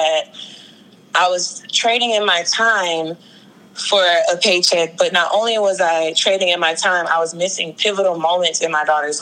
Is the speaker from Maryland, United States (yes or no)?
yes; Greenbelt, Maryland, United States; also born or lived in New Orleans, Louisiana; I grew up in Greenbelt, Maryland